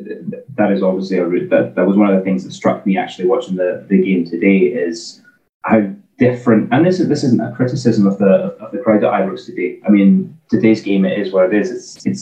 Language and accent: English; Scotland, United Kingdom